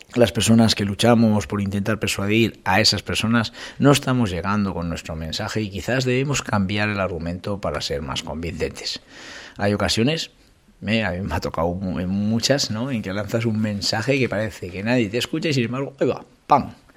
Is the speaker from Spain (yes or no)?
yes; Calahorra, La Rioja, Spain; de Calahorra, que, que es la de mi pueblo